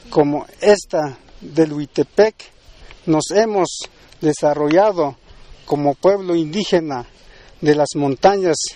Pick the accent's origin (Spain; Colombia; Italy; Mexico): Mexico; procederemos a rendir honores a nuestra bandera como mexicanos que somos y luego realizaremos una ceremonia tradicional como indígena de estas tierras.